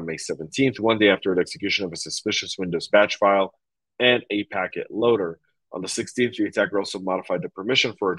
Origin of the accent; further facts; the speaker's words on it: Denver, Colorado, United States; moved away; I'm coming to you a mile above sea level in my hometown of Denver, Colorado